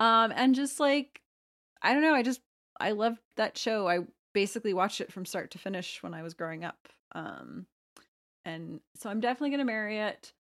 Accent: Plano, Texas, United States; I'm from Plano, which was the heroin capital of the U S in the nineties

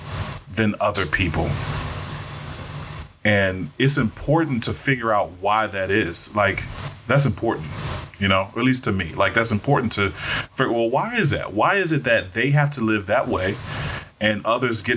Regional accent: Washington, District of Columbia, United States; moved away; also born or lived in Richmond, Virginia; I'm from Northwest DC, back when DC was still considered Chocolate City

